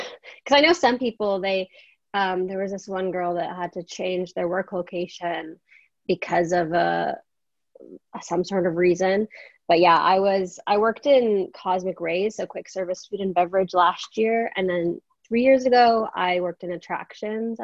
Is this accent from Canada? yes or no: yes; Canada; I'm from Canada